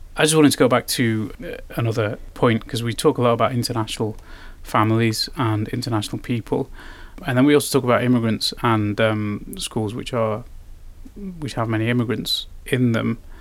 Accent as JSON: {"language": "English", "country": "United Kingdom", "moved": "yes", "lives_now": "Finland", "said": "I'm from Britain"}